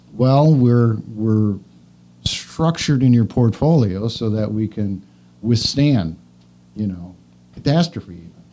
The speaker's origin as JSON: {"language": "English", "region": "Wisconsin", "country": "United States", "tie": "born or raised there", "also_born_or_lived": "Kingston, Wisconsin / Dalton, Wisconsin / Markesan, Wisconsin / La Crosse, Wisconsin", "said": "I grew up in Wisconsin. I'm a native, lived here my entire life."}